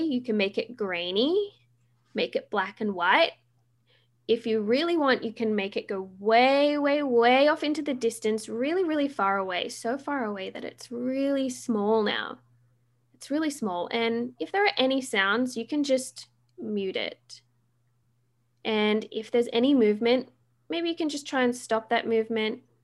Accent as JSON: {"language": "English", "country": "Australia", "moved": "yes", "lives_now": "Vancouver, Canada", "said": "I am Australian"}